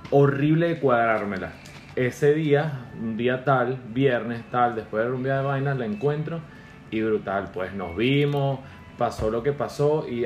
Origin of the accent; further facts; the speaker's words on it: Caracas, Capital District, Venezuela; Este, soy caraqueño de puro corazón.